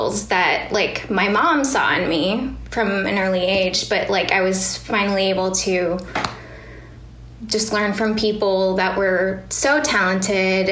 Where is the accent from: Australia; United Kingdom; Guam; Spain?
Guam; moved away; I grew up in Guam